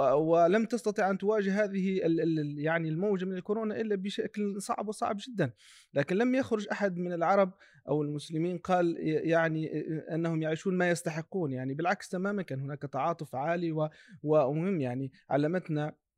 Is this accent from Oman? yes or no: no; Tunisia; نحن كتونسيين